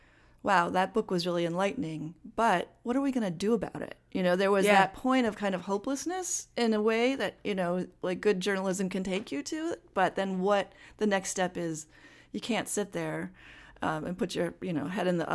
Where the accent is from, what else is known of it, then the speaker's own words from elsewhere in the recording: Madison, Wisconsin, United States; moved away; I grew up in Madison, and I didn't grow up on a farm, although we have land out by New Glarus, and that's where really my family has settled down in the roots.